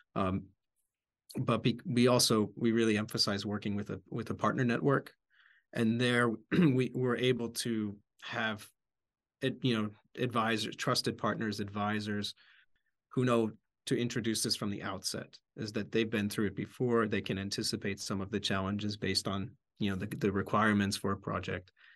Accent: outside Philadelphia, Pennsylvania, United States; moved away; also born or lived in Bratislava, Slovakia; I grew up outside Philadelphia

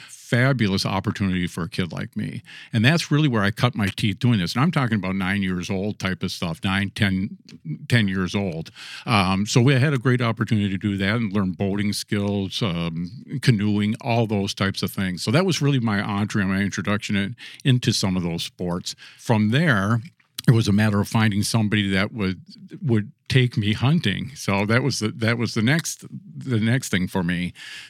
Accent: Minnesota, United States; also born or lived in Little Falls, United States / Mille Lacs, United States / St. Paul, United States; I was born in Little Falls, Minnesota, which is a small town in north central Minnesota. I didn't live there very long. My father was a printer by trade, so we moved around quite a bit.

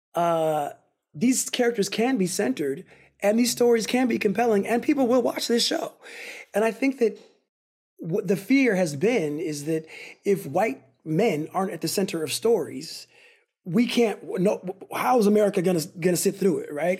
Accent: Altadena, California, United States; also born or lived in Pasadena, United States / Berkeley, United States; grew up in Altadena and Pasadena

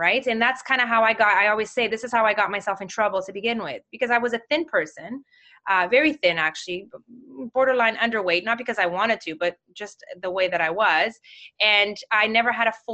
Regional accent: Mozambique; moved away; I'm from Mozambique

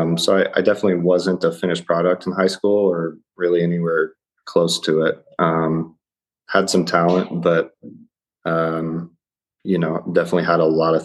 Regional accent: Ohio, United States; And, you know, I'm kind of from all over, but I did spend a lot of time growing up in Ohio.

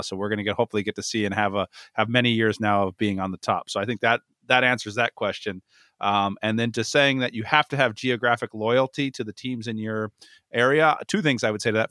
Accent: San Diego, California, United States; also born or lived in Los Angeles; moved here when I was very young, so San Diego teams quickly became my teams

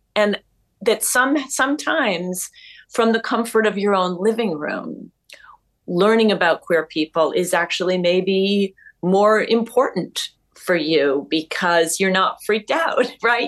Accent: New York City, New York, United States; I'm a New Yorker

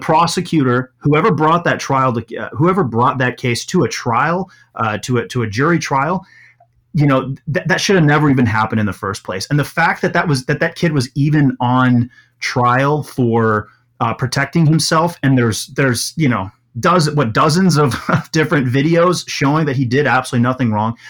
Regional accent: Milwaukee, Wisconsin, United States; also born or lived in Kenosha, Wisconsin; most of my childhood was in, was in, uh, Milwaukee proper.

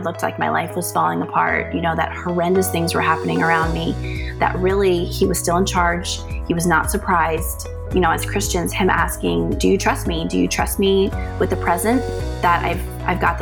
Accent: North Carolina, United States; I am from North Carolina.

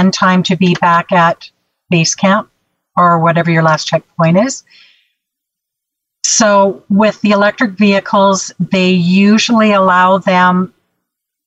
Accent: Canada; I'm from Canada

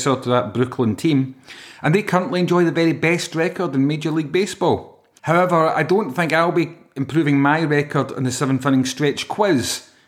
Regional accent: Yorkshire and the Humber, United Kingdom; And being a Yorkshireman, I think the odds aren't in my favour, to be honest with you.

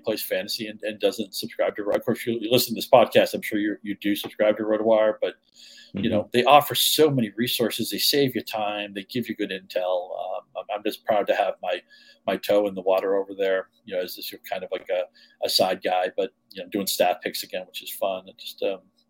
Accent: Chelmsford, Massachusetts, United States; my hometown league, the 01824 league

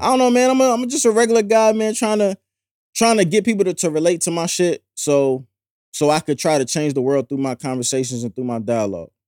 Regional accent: St. Louis, Missouri, United States; now in Philadelphia, United States; I'm from Saint Louis, I live in Philly

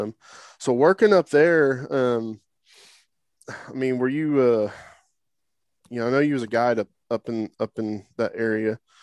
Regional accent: Oklahoma, United States; moved away; I grew up in Oklahoma

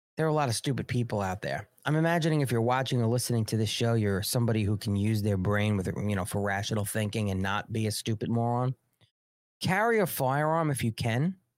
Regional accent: United States; also born or lived in New York City; I'm an American. This is my fucking country.

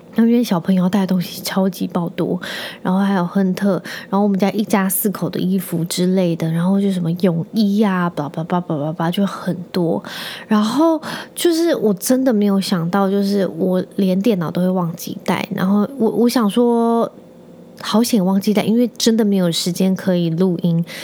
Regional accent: Penghu County, Taiwan; moved away as an adult; also born or lived in Kaohsiung; 我是在澎湖长大的嘛。 所以我对澎湖应该，我每次回去就是我只要，因为我高中毕业之后，我就到台湾本岛、高雄去

